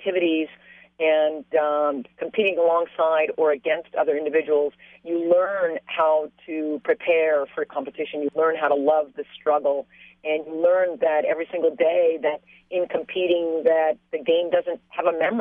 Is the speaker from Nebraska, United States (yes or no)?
no; San Clemente, California, United States; I grew up in San Clemente, and I'm a product of a military father